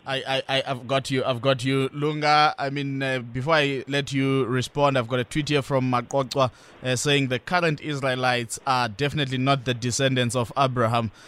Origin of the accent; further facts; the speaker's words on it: South Africa; as a South African